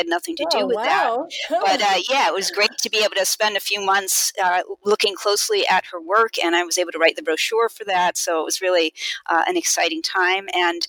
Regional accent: East Coast, United States; I grew up on the East Coast

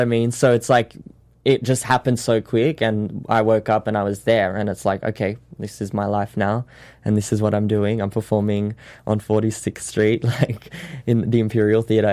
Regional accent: Sydney, New South Wales, Australia; moved away as an adult; now in Los Angeles, United States; I learnt the show in Sydney, which is my hometown

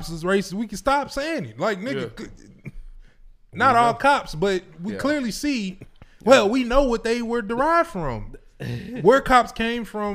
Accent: Houston, Texas, United States; I'm from Houston

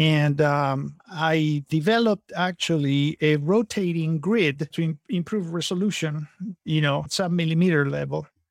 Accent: Argentina; moved away as an adult; also born or lived in California / Napa Valley; now in San Antonio, United States; I'm originally from Argentina

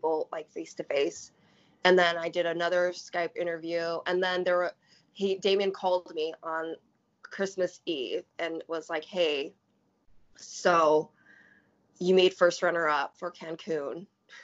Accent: Tacoma, Washington, United States; I'm from Tacoma, Washington. I grew up like in a very, you know, that kind of demographic

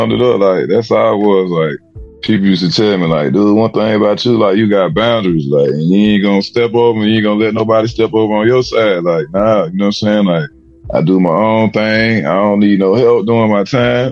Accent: Alabama, United States; I'm from Alabama

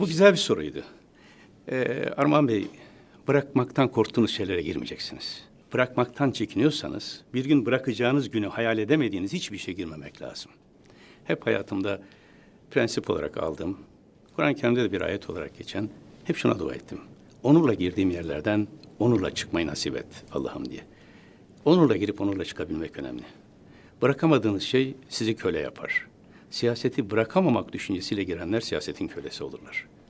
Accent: Istanbul, Turkey; also born or lived in Taşkent, Konya; bin yıl hiç bozulmadan sürdüğü bir ortamda doğdum. Dört yaşına kadar orada kaldım

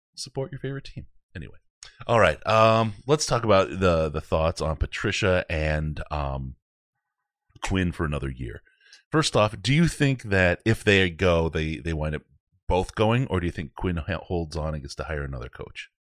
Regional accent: Detroit, Michigan, United States; I grew up in Detroit

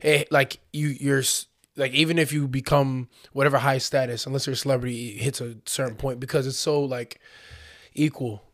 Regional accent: United States; accent: American; they heard my American accent

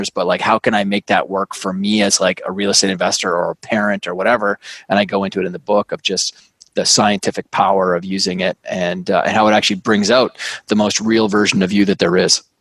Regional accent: Canada; now in New York City, United States; I'm Canadian. I grew up on a big farm and ranch up in uh, in Canada. Uh, you know, moved all around the world, and, and now live in New York City.

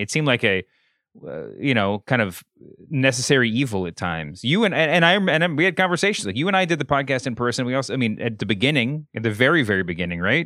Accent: Louisville, Kentucky, United States; also born or lived in North Carolina; I was born and raised in Louisville, Kentucky

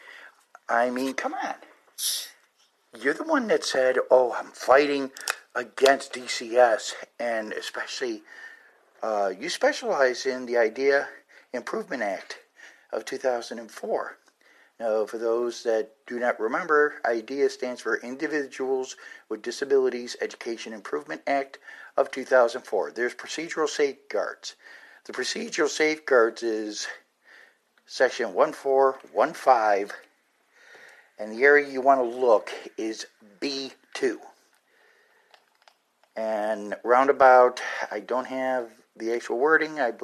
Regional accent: United States; we as the American parents

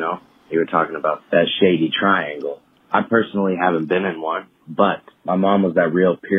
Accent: Dallas, Texas, United States; now in Los Angeles, United States; I'm from Dallas, Texas.

